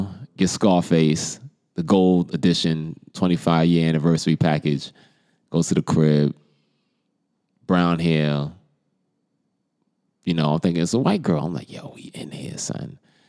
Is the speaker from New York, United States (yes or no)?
yes; New York City, New York, United States; accent: New York; moved away as an adult; So I'm in Atlanta. So you can imagine being in Atlanta, and my New York accent cuts through on that party line.